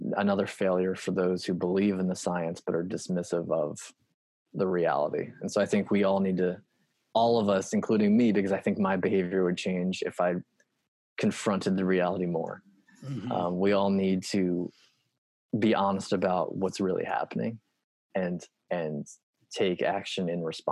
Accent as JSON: {"language": "English", "country": "United States", "tie": "born or raised there", "said": "I grew up on the Potomac River"}